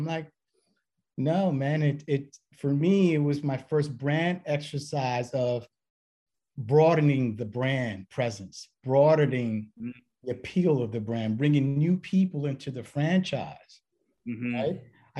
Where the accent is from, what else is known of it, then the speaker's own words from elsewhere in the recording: New York, United States; growing up in New York